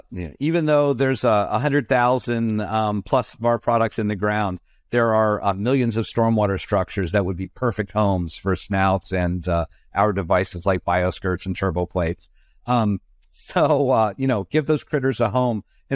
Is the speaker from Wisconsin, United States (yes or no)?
no; Pennsylvania, United States; I grew up in Pennsylvania outside of Philadelphia, and Philadelphia is actually the home to the Stetson Hat Company.